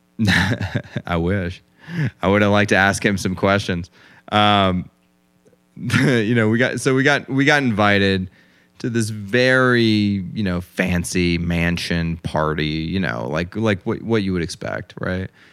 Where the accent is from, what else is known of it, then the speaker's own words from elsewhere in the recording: United States; I was born in America, and my father was a prominent lawyer